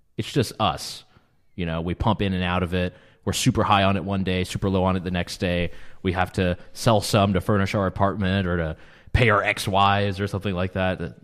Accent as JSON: {"language": "English", "country": "United States", "tie": "born or raised there", "also_born_or_lived": "Canada", "moved": "as an adult", "lives_now": "Vienna, Austria", "said": "Canadian-born, American-raised, and Viennese by the grace of love"}